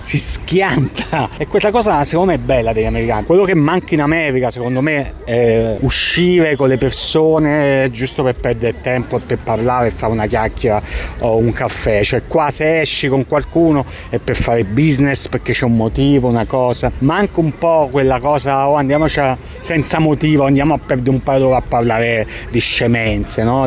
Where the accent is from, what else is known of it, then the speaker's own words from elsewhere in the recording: Italy; first language Italian; moved away as an adult; now in New York, United States; nella mia lingua madre, che è l'italiano